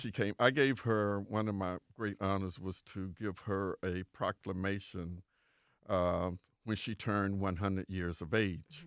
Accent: Winter Haven, Florida, United States; I was born and raised on Avenue Q.

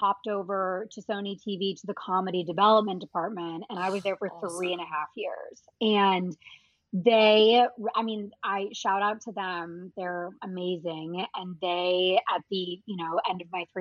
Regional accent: Nebraska, United States; now in Los Angeles, United States; I'm from Nebraska

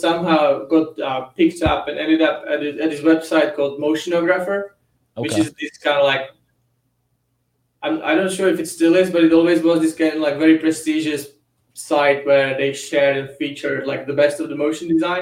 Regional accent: Czechia; I'm from Czech Republic, which is Central Europe

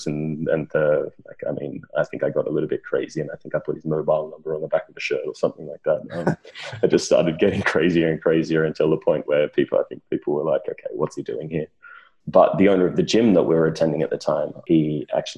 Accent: Wagga Wagga, New South Wales, Australia; moved away as an adult; now in London, United Kingdom; I grew up in Wagga Wagga, Australia

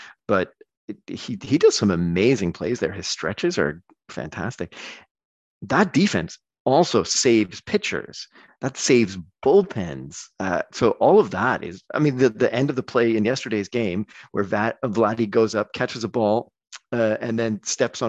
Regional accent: Toronto, Ontario, Canada; accent: Canadian; moved away as an adult; also born or lived in Hamilton, Ontario / Scotland; now in Belgium; growing up in the Toronto sports market

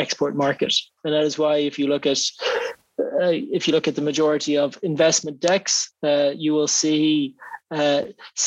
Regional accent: Ireland

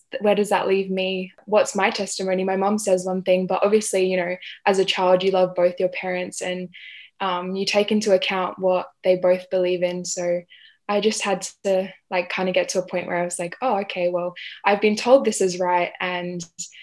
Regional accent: Adelaide, South Australia, Australia; I was born in Adelaide

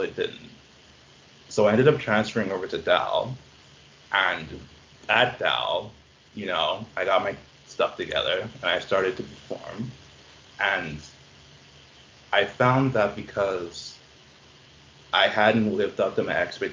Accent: Bahamas; now in Halifax, Canada; I'm from the Bahamas

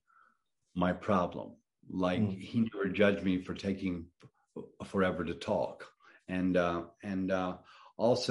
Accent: Atlanta, Georgia, United States; moved away as an adult; also born or lived in New Orleans / New York; I spent my, you know, very early years in New Orleans on a boat, and my young years in older grammar school and high school in Atlanta

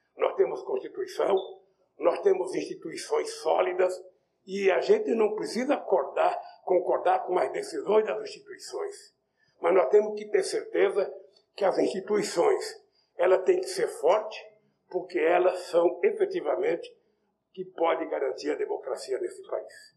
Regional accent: Northeast Region, Brazil; Eu sou nordestino

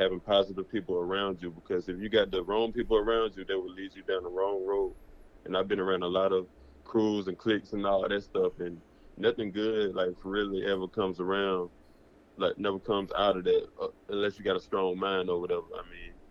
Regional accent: Georgia, United States; I'm from Georgia

